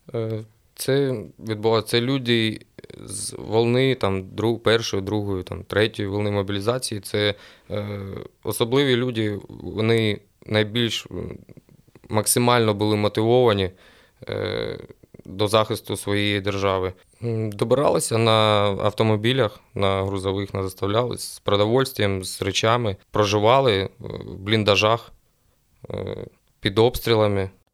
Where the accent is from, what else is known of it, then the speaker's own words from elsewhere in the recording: Sloviansk, Kramatorsk, Druzhkivka, Kostiantynivka area, Donetsk Oblast, Ukraine; у місті Слов'янськ, Краматорськ, Дружківка, Константинівка, е, так як я сам місцевий